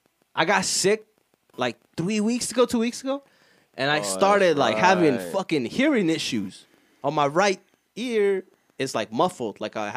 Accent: Arizona, United States; Oh, in Arizona? Oh. That's sick. I'm from Arizona.

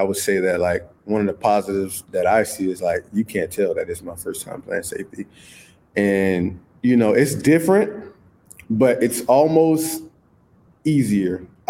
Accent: St. Petersburg, Florida, United States; So it was, in growing up in St. Pete, it was hard.

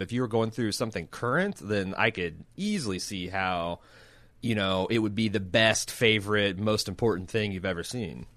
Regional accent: United States; as an American

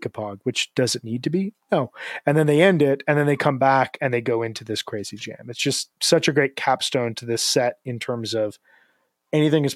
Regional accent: Midwest, United States; accent: Midwestern; I'm a Midwesterner who says things the way a Midwesterner says it

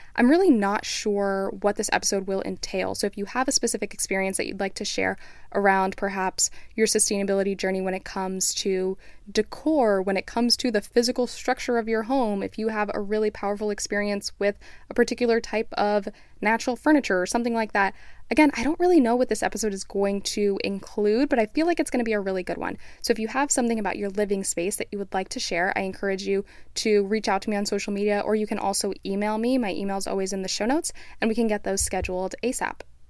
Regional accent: South Florida, United States; moved away; also born or lived in Flagstaff, Arizona; growing up in South Florida

